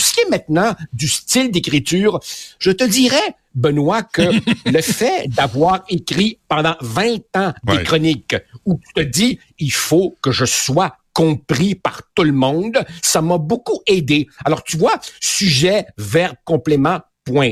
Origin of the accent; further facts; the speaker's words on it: Quebec, Canada; also born or lived in Uruguay; quand je suis arrivé ici, j'avais 9 euh, ans. Euh, je te dirais que ma personnalité d'ado, puis d'ado, puis de jeune adulte, elle s'est, elle s'est construite euh, au Québec.